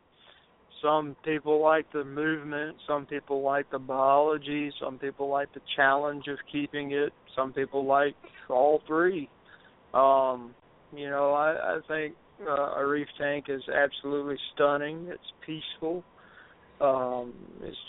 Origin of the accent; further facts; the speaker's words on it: the South, United States; I'm from the South